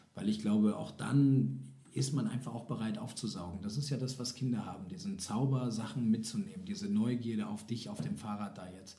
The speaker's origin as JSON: {"language": "German", "area": "East Frisia", "region": "Lower Saxony", "country": "Germany", "tie": "born or raised there", "said": "Ostfriesland. Ha, Heimat! Juhu! Keine Berge, alles flach. Wunderschön, äh, nette Menschen, meine Eltern. Ich liebe meine Heimat."}